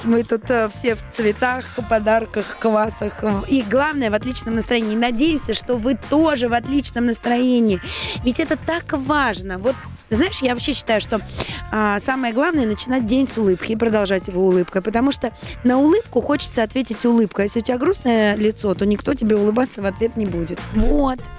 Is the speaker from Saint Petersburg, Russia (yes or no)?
yes; Saint Petersburg, Russia; now in Moscow, Russia; я петербурженка, не, не москвичка, и училась я а, в Петербурге